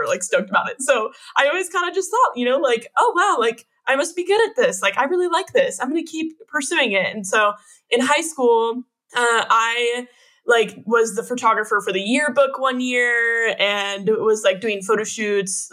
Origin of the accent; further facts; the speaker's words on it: Northern Sacramento area, Northern California, United States; I was born and raised in Northern California, up in like the Northern Sacramento area